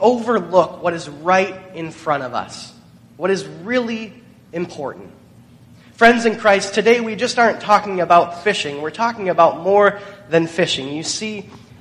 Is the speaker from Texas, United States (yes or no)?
no; Michigan, United States; Growing up in Michigan